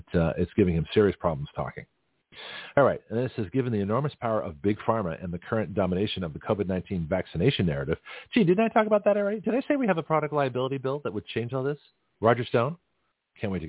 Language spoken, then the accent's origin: English; Canada; now in United States; it would be American Canadian because I was born in Canada